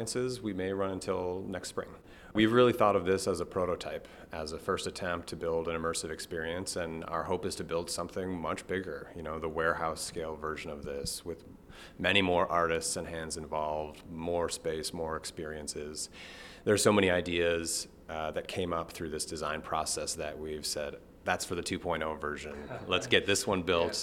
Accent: Milwaukee, Wisconsin, United States; moved away as an adult; also born or lived in California; I grew up in the Milwaukee area

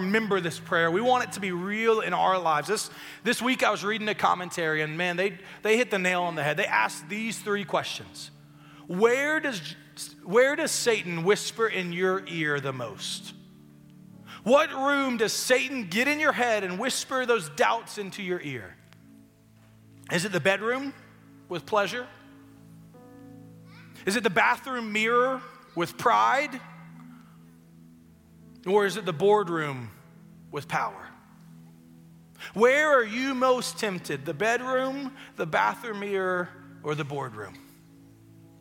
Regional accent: West Tennessee, United States; I'm from West Tennessee. Mudding's a big deal where I come from

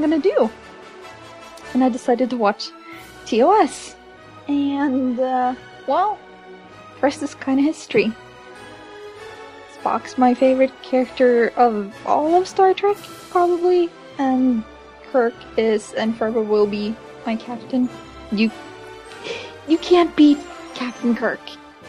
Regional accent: Norway; English is a second language; I'm from Norway.

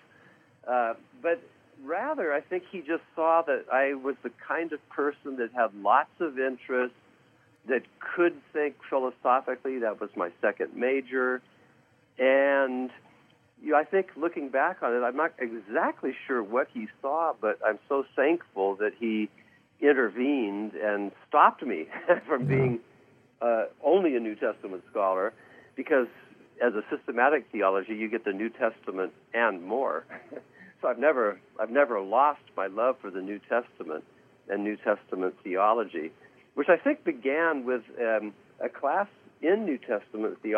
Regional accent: Santa Barbara, California, United States; moved away as an adult; also born or lived in Massachusetts; I grew up in the Santa Barbara area

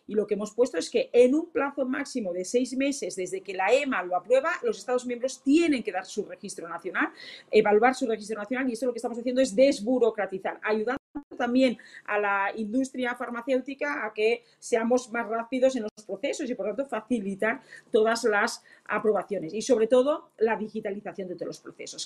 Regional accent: Catalonia, Spain

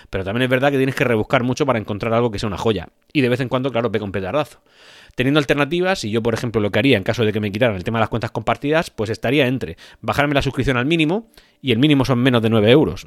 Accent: Spain; en mi país, en España

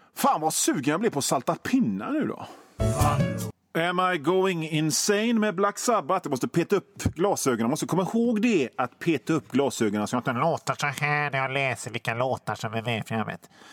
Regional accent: Gothenburg, Västra Götaland, Sweden; accent: Göteborgska

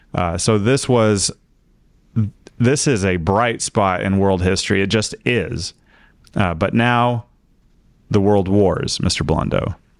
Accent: United States; I'm an American

